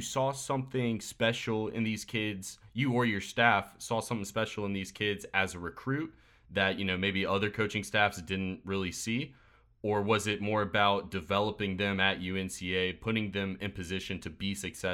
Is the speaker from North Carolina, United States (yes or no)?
yes; Asheville, North Carolina, United States; moved away as an adult; now in Murfreesboro, United States; I'm from Asheville, grew up there the first 18 years of my life